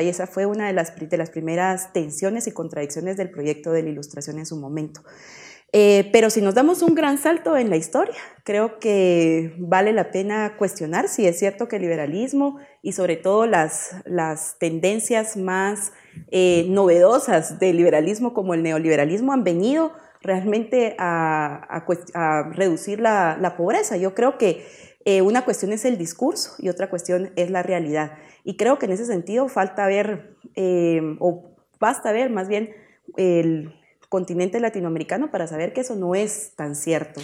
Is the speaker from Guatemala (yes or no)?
yes; Guatemala; en nuestro país, en Guatemala